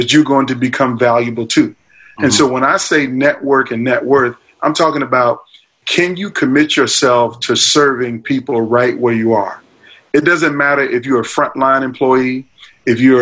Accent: Norfolk, Virginia, United States; my hometown of Virginia Beach, Virginia, really Norfolk, Virginia

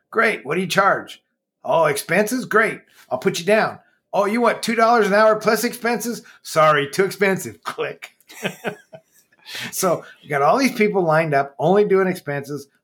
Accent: Marshalltown, Iowa, United States; we moved there when I was like 13

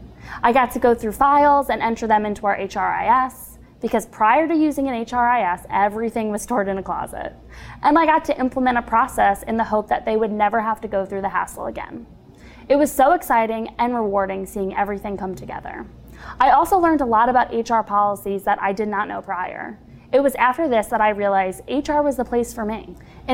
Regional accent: Long Island, New York, United States; moved away as an adult; now in Nashville, United States; I'm originally from Long Island, New York

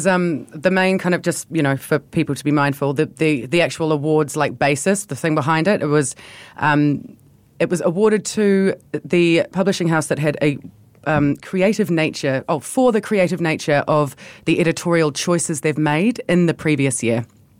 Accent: New Zealand; We are from New Zealand

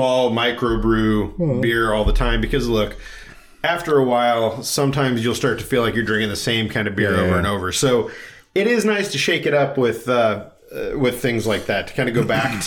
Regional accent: St. Louis, Missouri, United States; I'm from St. Louis

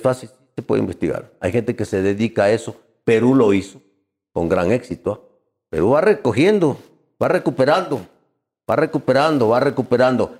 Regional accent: Quito, Pichincha, Ecuador; now in Guayaquil, Ecuador; Yo soy de Guayaquil, nacido en Quito.

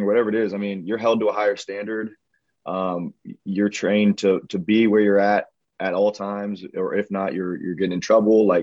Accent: Pickerington, Ohio, United States; I'm from Pickerington, Ohio

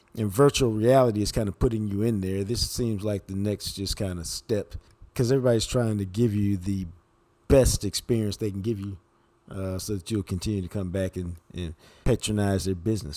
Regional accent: Dallas, Texas, United States; I grew up on Wind Chime Drive

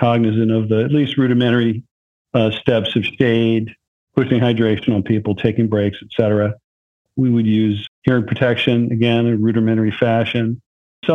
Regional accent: near Philadelphia, Pennsylvania, United States; I grew up near Philadelphia

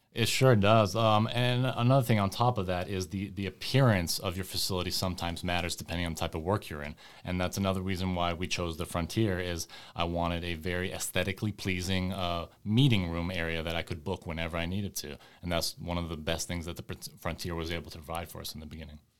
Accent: West Coast, United States; my folks, uh, immigrated from the former Yugoslavia, and so I, I grew up over here in the West Coast

